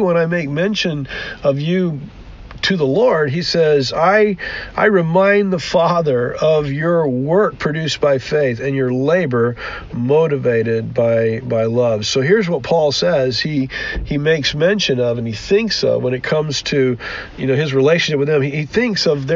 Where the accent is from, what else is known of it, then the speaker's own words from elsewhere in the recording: United States; we as Western American Christians